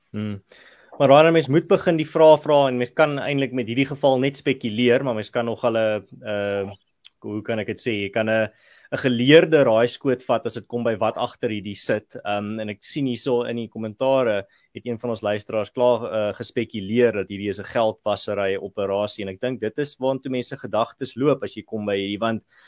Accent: Malmesbury, Western Cape, South Africa; moved away; ek het mos daar in Mamesbury groot geword daar in die Swartland

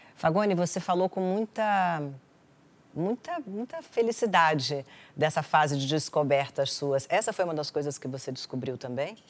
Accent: Brasília, Federal District, Brazil; Eu sou de Brasília

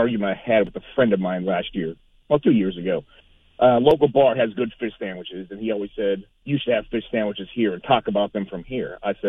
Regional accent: Duquesne, Pennsylvania, United States; also born or lived in West Mifflin, Pennsylvania; I grew up in Duquesne until I was like 10 or 11 years old, and I moved across the border to a garden spot of America, West Mifflin, Pennsylvania.

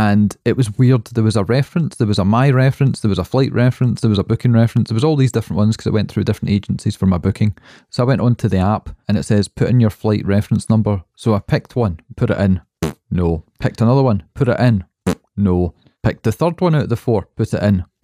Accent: Scotland, United Kingdom; we're Scottish

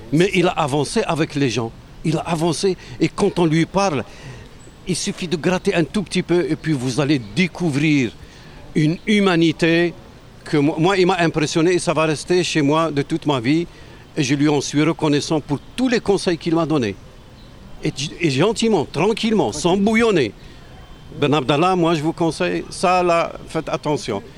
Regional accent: Tlemcen, Tlemcen Province, Algeria; moved away as an adult; also born or lived in Quebec, Canada; now in Quebec City, Canada; je viens de l'ouest de l'Algérie, à, à, à peu près 700 750 km d'Alger. Euh, euh, vers l'ouest, euh, proche de la frontière du Maroc. Je viens d'une ville millénaire

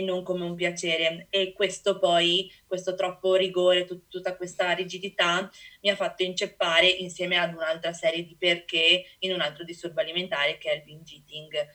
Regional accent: Venice, Veneto, Italy; sono dell'Ido di Venezia, una piccola isoletta, un cordone diciamo vicino a Venezia

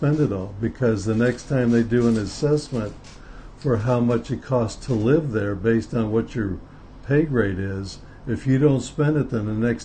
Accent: Southern California, United States; moved away as an adult; also born or lived in Hong Kong; I grew up in Southern California

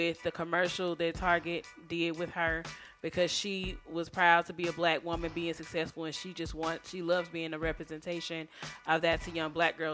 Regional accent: Texas, United States; being a Texan

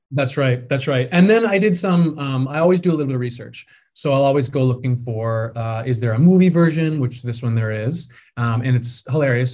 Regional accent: Peterborough, Ontario, Canada; moved away; I grew up in Peterborough, um, in the West End, and I started doing community theater there

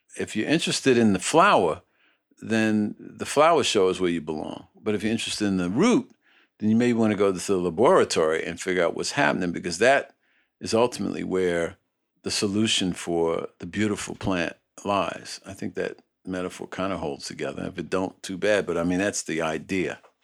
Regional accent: New York City, New York, United States; the housing projects where I was born in Red Hook, Brooklyn

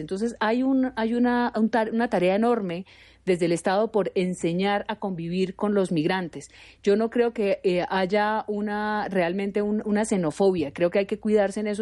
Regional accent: Pamplona, Norte de Santander, Colombia; Yo soy de la frontera, yo soy de Pamplona, norte de Santander, y convivimos con venezolanos desde chiquitos

